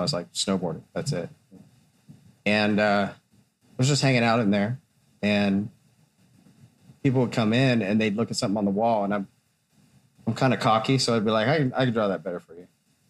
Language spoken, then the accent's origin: English; Hesperia, California, United States; also born or lived in Missouri / Texas / Los Angeles; I was born in Missouri, and I lived in Texas for a while, and then I moved to LA when I was a young teenager, and then to Hesperia. And then I kind of spent a lot of time there.